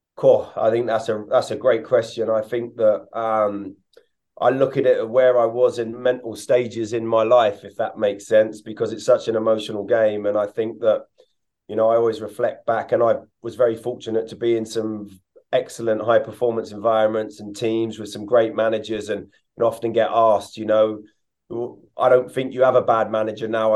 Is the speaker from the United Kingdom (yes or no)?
yes; England, United Kingdom; moved away as an adult; also born or lived in Hungary; I come from England where it was very dynamic and quick